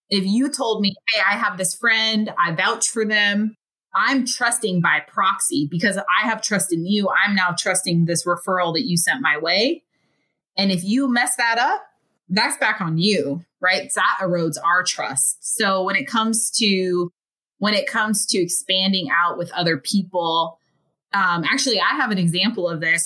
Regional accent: United States; growing up in the United States

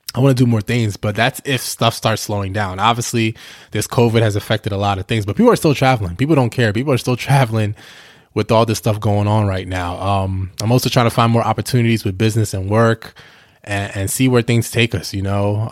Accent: New York, United States; also born or lived in New Jersey / Delaware; now in Houston, United States; I'm originally from New York. Obviously, I lived in Jersey for a couple years and I lived in Delaware

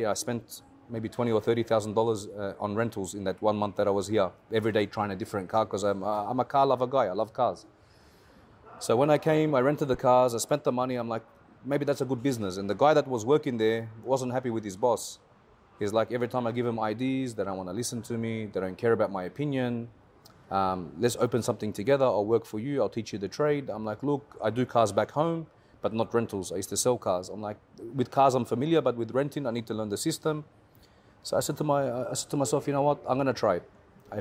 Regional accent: Australia; moved away as an adult; now in Dubai, United Arab Emirates; So originally I'm from Australia. I was born and raised there. My parents are Lebanese.

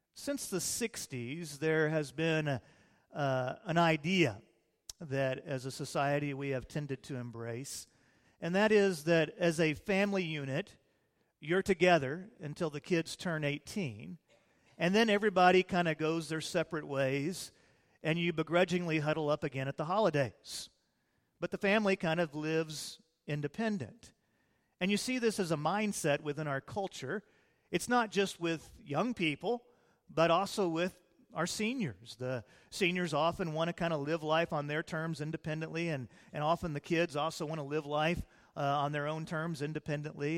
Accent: Illinois, United States; now in Texas, United States; I was raised in Illinois before I was saved, And, uh, then we came down to Texas after I got saved

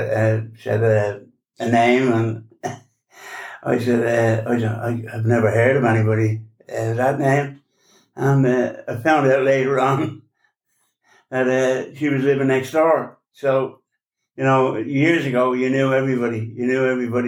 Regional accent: Dublin, Leinster, Ireland; also born or lived in Waterford; I was born in Waterford. And when I was three, we moved to Dublin.

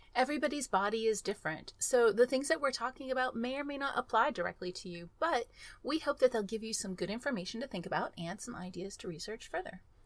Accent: Texas, United States; I grew up in Texas

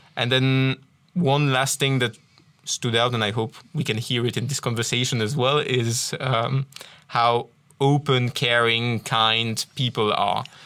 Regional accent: Tournai, Wallonia, Belgium; first language French; English is a second language; moved away; also born or lived in England / Ireland / Wales; I originally come from Tournai. So, as you can probably hear from my accent, uh, I'm a French speaker originally

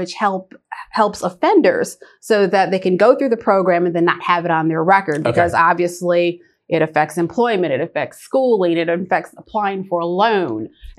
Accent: Wisconsin, United States; born there; moved away as an adult; now in Lawrenceville, United States; Well, I was born in Wisconsin and I moved here 26 years ago. So that means I am a Georgia peach.

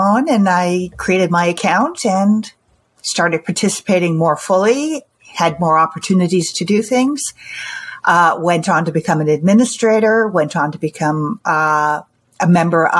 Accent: Canada; I'm from Canada. I live near Toronto.

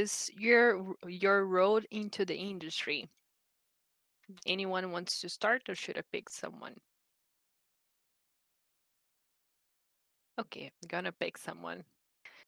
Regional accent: Brazil; moved away as an adult; now in Canada; I'm from Brazil, and I got into a college here in Canada in 2018.

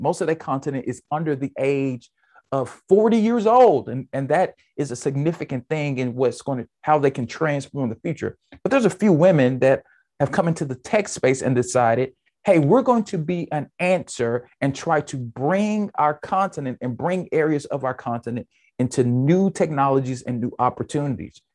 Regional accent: United States; I'm an American

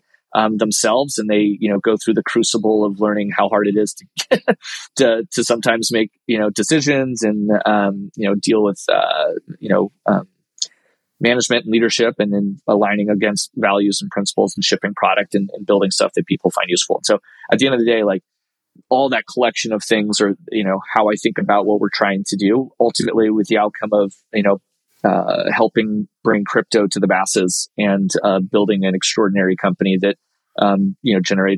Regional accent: United States; as an American director of a firm

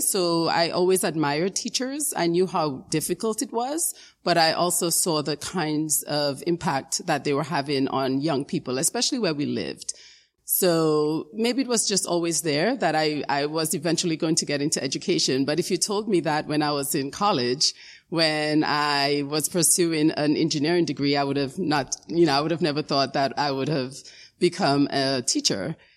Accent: New York City, New York, United States; also born or lived in Dominica; I immigrated from Dominica in the Caribbean, um, when I was around nine years old. And I lived in the Bronx, in the South Bronx, um, for many years. Um, that's where I grew up

